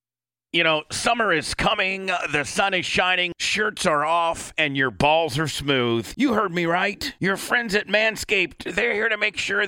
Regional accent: Warsaw, Indiana, United States; my hometown is this small little town called Warsaw, Indiana, probably population about, Blitz will probably tell you, about 12, 15,000.

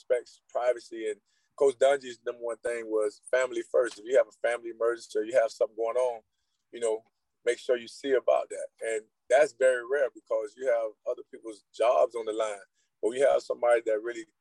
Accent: Immokalee, Florida, United States; I grew up in Immokalee

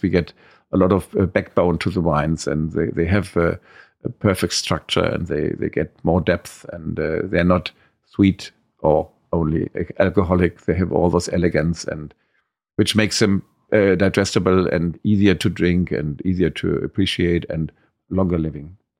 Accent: Trier, Rhineland-Palatinate, Germany; I grew up all my life at, uh, Grunhaus, at the wine growing estate. I was born in Trier, and, uh, that's my home. I never left it.

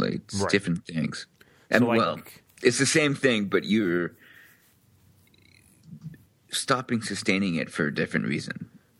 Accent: United Kingdom; as a British guy with, like, wartime parents coming up, or slightly post-war

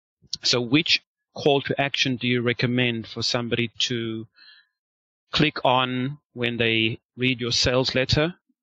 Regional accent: South Africa; now in China; I'm from South Africa and living in China.

